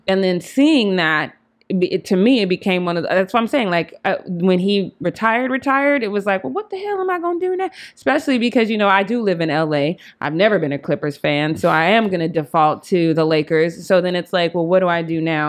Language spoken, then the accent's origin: English; Denver, Colorado, United States; I'm from Denver.